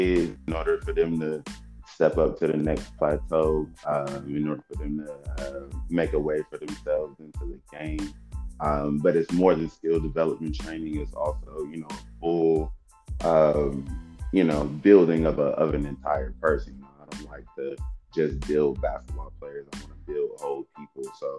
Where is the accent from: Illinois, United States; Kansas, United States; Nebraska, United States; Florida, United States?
Kansas, United States; born there; also born or lived in Germany; So technically, I was born in Kansas. But I don't really know what that place looks like. Soon after that, he was stationed then in Germany.